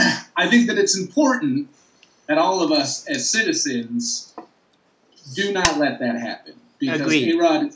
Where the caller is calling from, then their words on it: Brooklyn, New York, United States; I'm broadcasting live from Brooklyn, New York.